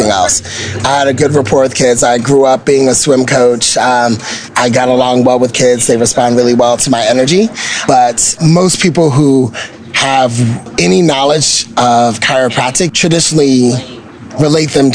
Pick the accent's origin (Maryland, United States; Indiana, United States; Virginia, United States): Maryland, United States; Bowie; also born or lived in Sacramento; I'm originally from Bowie.